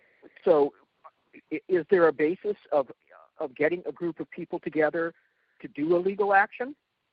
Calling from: Olympia, Washington, United States; I'm calling from Olympia, Washington State

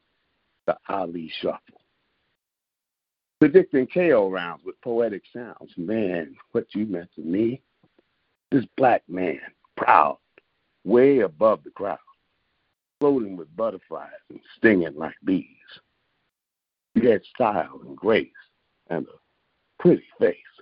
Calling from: Rochester, New York, United States; I'm calling from Rochester, New York

